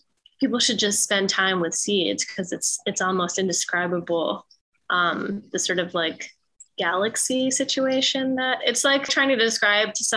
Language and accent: English; Philadelphia, Pennsylvania, United States; I was born and raised here in Philly.